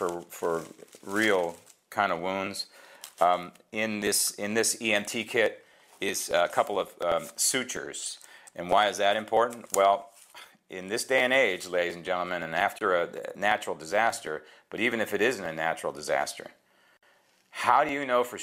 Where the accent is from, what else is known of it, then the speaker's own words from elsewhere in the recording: San Francisco, California, United States; that is my hometown